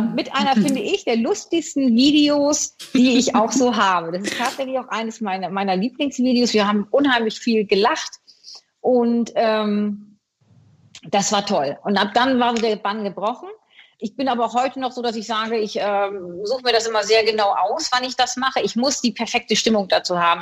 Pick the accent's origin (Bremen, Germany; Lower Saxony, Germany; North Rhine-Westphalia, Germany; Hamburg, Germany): Bremen, Germany; ich bin ja in Bremen geboren